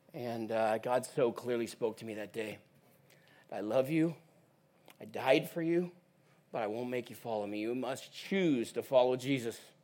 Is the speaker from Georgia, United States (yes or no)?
no; Portland, Oregon, United States; moved away as an adult; now in Uganda; I'm actually originally from Portland, Oregon